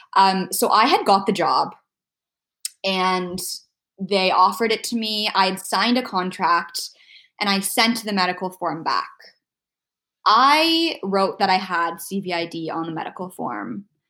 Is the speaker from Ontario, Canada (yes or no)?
yes; Ontario, Canada; moved away as an adult; also born or lived in Abu Dhabi; now in Vancouver, Canada; we are both from Ontario